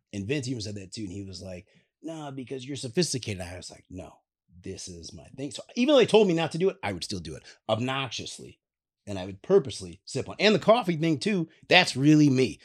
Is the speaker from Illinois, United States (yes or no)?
yes; Chicago, Illinois, United States; we're both from Chicago